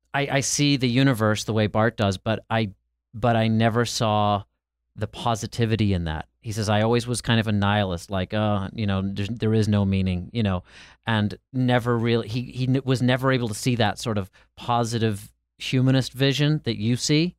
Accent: Ireland; now in United States; I'm from Ireland and came to America

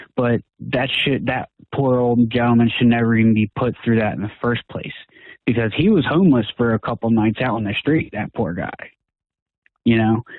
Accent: New Jersey, United States; moved away as an adult; now in Pittsburgh, United States; I'm originally from South Jersey, and so I had to move from there

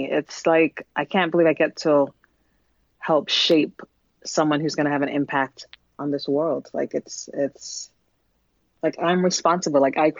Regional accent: New York, United States; now in New Jersey, United States; I am from New York, now living in New Jersey, and I'm a mom of two.

